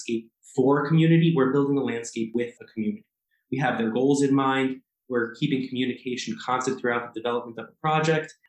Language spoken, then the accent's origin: English; New York City, New York, United States; now in Minnesota, United States; I grew up in Queens, New York, in the most urban of urban communities.